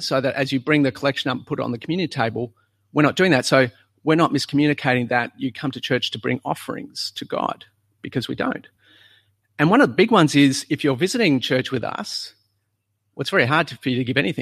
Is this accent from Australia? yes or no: yes; South Australia, Australia; moved away; When we were in South Australia, you'd go to church on a Sunday